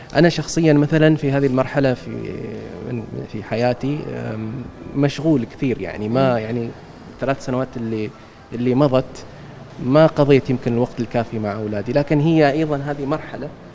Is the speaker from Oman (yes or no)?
yes; Oman; نحن كعمانيين وحبنا لعمان